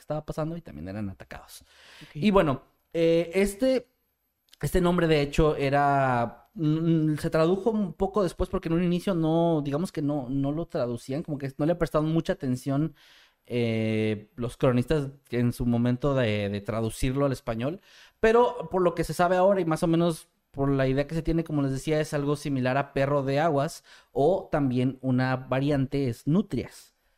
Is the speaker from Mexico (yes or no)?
yes; Mexico; como mexicano